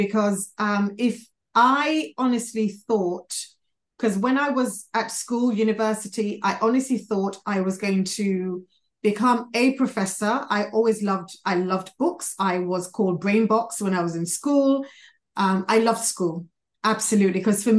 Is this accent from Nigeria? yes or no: yes; Nigeria; also born or lived in London, United Kingdom; I was born in London, went to primary school in London, then got taken back to Nigeria, where it was a massive culture shock.